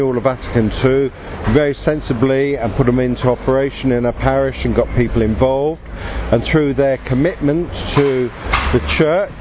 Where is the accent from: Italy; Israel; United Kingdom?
United Kingdom; London; I'm from London